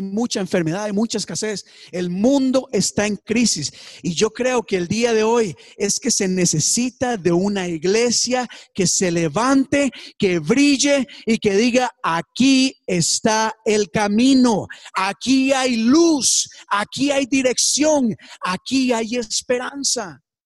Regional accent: Costa Rica; En mi país, Costa Rica, tenemos partidos políticos.

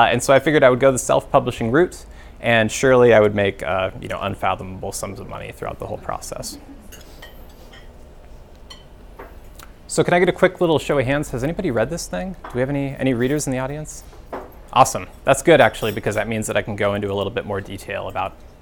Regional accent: Alaska, United States; moved away as an adult; I grew up in Alaska. That's where I lived from about ages 0 through 22.

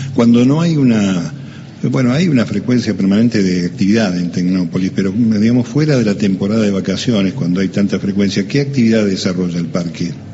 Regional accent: La Plata, Buenos Aires Province, Argentina; Nosotros, los que nacimos en La Plata

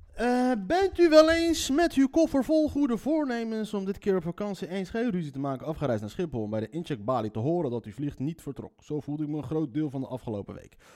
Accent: Leiden, South Holland, Netherlands; accent: Leids; mijn Leidse accent

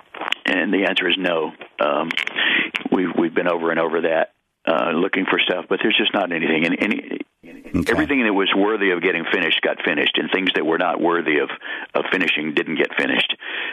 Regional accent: Dallas, Texas, United States; I'm going to play here in my hometown and. Enjoy my 70th birthday

